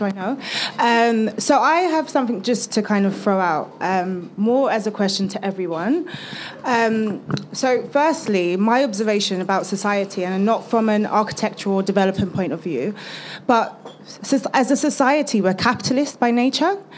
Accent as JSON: {"language": "English", "region": "London", "country": "United Kingdom", "tie": "born or raised there", "also_born_or_lived": "Newham, London", "said": "I'm an East Londoner. I grew up literally in Haggerston, down the road. I'm still living in East London, in Newham now"}